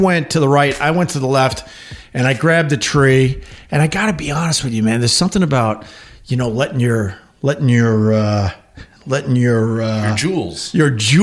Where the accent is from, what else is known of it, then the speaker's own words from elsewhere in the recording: Long Island, New York, United States; I'm from Long Island. So I go home for the summer